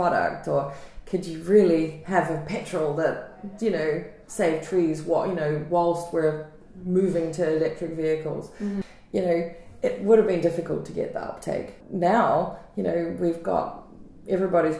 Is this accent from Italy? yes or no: no; New Zealand; I grew up in New Zealand.